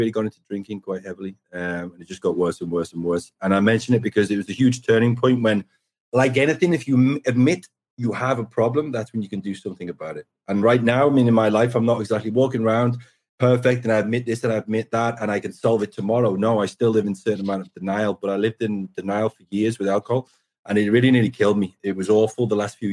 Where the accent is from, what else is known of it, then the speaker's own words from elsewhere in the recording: Liverpool, North West England, United Kingdom; also born or lived in Formby; I'm from Liverpool. I grew up just outside of Liverpool, like 30 miles down the road in a place called Formby